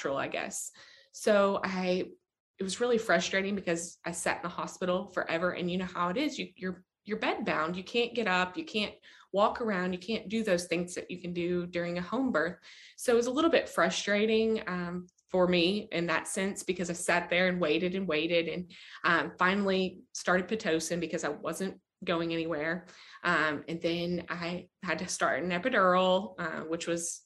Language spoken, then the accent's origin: English; Kentucky, United States; I am actually from Kentucky. I live in Bowling Green